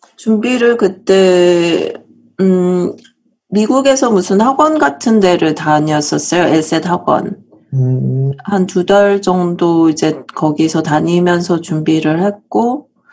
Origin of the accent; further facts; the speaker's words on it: South Korea; moved away as an adult; now in United States; 제가 사실은 한국에서 태어나서 어, 한국에서 계속 자랐고요.